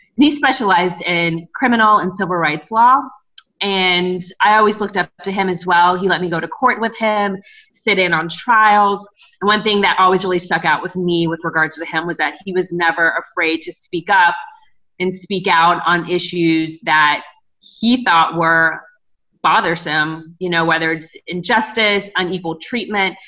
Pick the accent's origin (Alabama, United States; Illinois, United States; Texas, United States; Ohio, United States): Ohio, United States; Cincinnati; moved away as an adult; also born or lived in New York City / Washington, District of Columbia, United States; now in Los Angeles, United States; I grew up in Cincinnati, Ohio